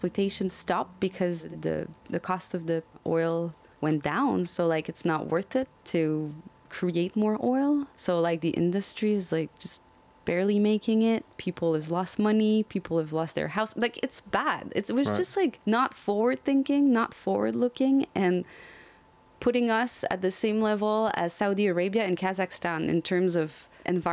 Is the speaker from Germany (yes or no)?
no; Canada; as a Canadian